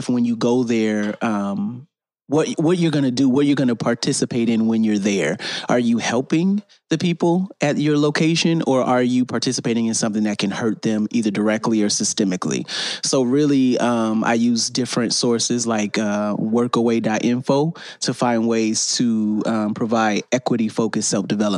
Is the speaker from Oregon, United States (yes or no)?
no; North Chicago, Illinois, United States; I'm from North Chicago, Illinois.